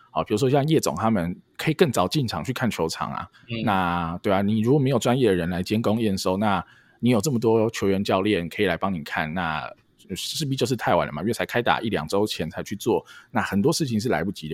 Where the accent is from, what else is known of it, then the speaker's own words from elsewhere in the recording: Yangmei, Taoyuan, Taiwan; 我住在，哦，双子在阳美长大，那我爸在新竹工作